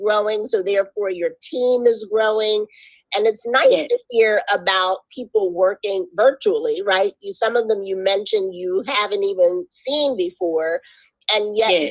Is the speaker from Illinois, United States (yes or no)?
no; Philadelphia, Pennsylvania, United States; moved away; I'm from Philly originally